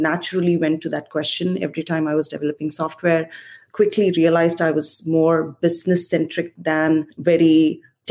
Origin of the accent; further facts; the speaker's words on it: India; moved away as an adult; So I was born and raised in India, humble beginnings, come from a very small family